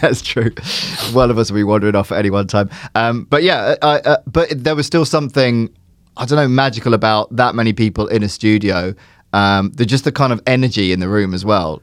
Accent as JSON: {"language": "English", "area": "Surrey", "region": "South East England", "country": "United Kingdom", "tie": "born or raised there", "said": "I grew up in England, I grew up in Surrey"}